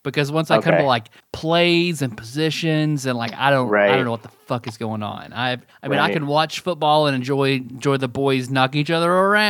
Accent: Kentucky, United States; I'm from Kentucky, and that's basketball country.

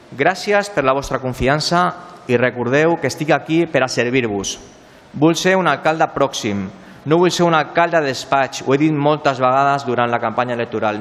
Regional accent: Ripollet, Catalonia, Spain; al meu poble

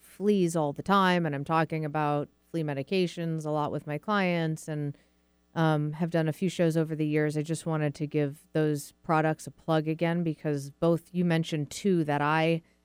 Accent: Massachusetts, United States; now in Seattle, United States; I grew up in Massachusetts

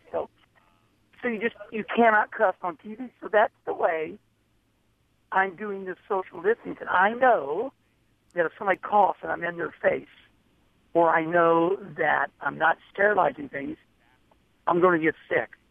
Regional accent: Arnold, Missouri, United States; moved away as an adult; also born or lived in Charlotte, North Carolina; when I grew up in Arnold

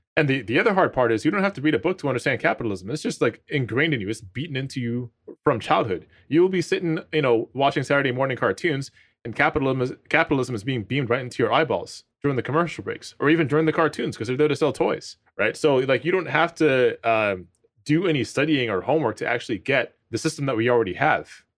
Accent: Toronto, Ontario, Canada; I'm from Rexdale, Ontario, right? So it's a suburb in Toronto, one of the lowest income neighborhoods in the city

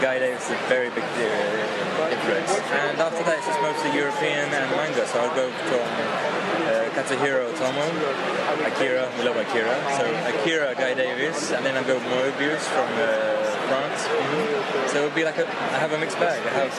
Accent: Greece; also born or lived in London, United Kingdom; We in Greece... Well, basically, I'm also half Irish, so I grew up in London at some point, too.

